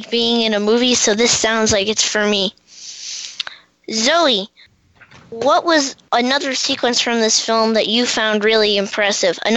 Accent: Washington, District of Columbia, United States; from Washington, D.C.

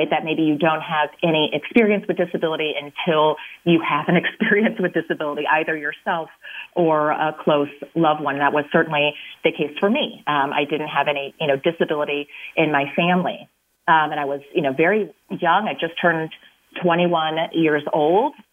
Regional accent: Illinois, United States; I am from Illinois, like I said, and so I definitely wanted to move back.

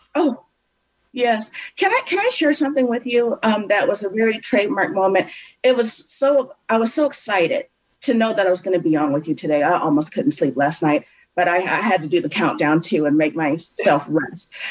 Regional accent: a suburb outside of Cleveland, Ohio, United States; I grew up in, in a suburb outside of Cleveland, Ohio

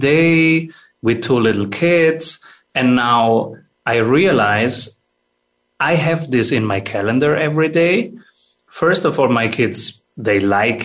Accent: Italy; now in Austria; I am from Italy, and I moved to Austria

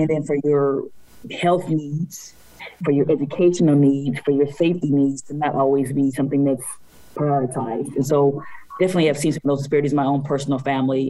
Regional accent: United States; being African American woman born in poverty in this country

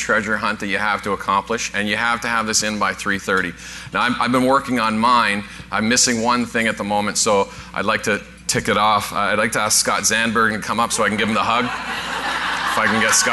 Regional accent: Newfoundland and Labrador, Canada; moved away; I'm originally from Newfoundland

